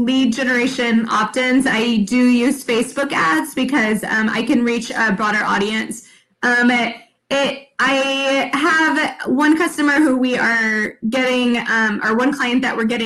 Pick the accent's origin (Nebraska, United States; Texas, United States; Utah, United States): Texas, United States; San Antonio; I'm from San Antonio